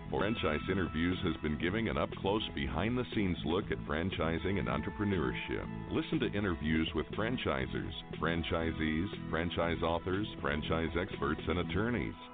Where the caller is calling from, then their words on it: Indiana, United States; I live in Northwest Indiana, just outside you know Chicago uh, and I'm I'm calling from there today